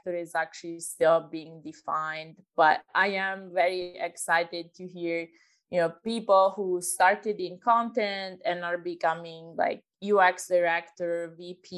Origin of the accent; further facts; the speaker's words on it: Italy; moved away; I'm originally from Italy